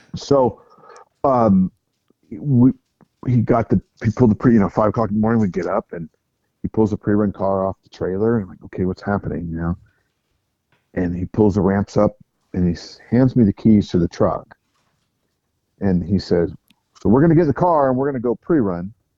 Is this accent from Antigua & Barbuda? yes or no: no; United States; I'm from America